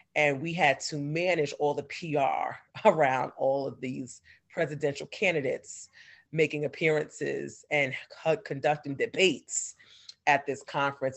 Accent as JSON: {"language": "English", "region": "New York", "country": "United States", "moved": "as an adult", "lives_now": "Atlanta, United States", "said": "I'm from New York originally, so all my family was in New York"}